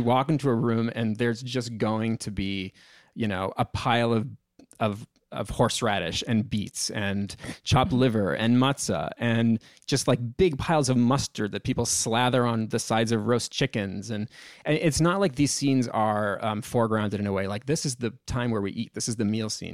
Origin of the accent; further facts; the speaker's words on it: Massachusetts, United States; this is how it was in my family growing up with my grandparents, aunts, uncles, I come from Massachusetts